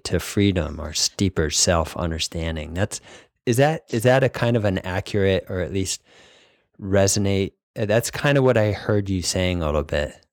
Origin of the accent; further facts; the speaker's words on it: New England, United States; I grew up in New England, Northeast, Wasp